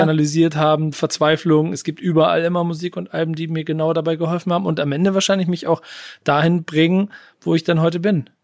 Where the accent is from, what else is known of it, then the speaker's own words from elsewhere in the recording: Hamburg, Germany; ich komme aus Hamburg